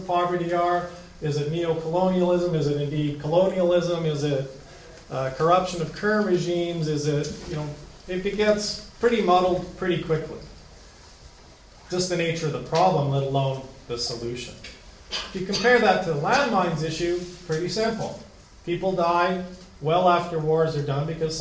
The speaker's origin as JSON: {"language": "English", "country": "Canada", "said": "As a Canadian"}